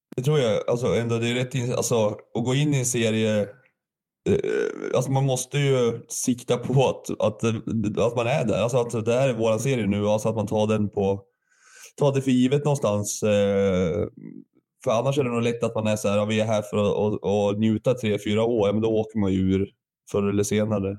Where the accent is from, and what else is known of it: Sundsvall, Västernorrland County, Sweden; born or raised there; also born or lived in Gävle, Sweden / Valbo, Sweden